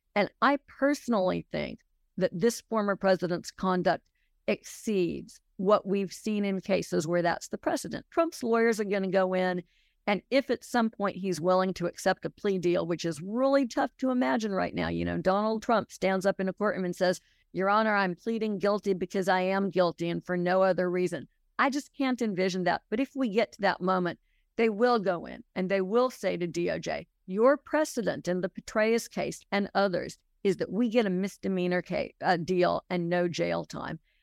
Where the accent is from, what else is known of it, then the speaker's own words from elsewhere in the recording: Los Angeles, California, United States; moved away as an adult; also born or lived in New York; now in Alabama, United States; I grew up in Los Angeles, spent a lot of time in New York growing up, and came to Alabama as an adult, sort of as an outsider.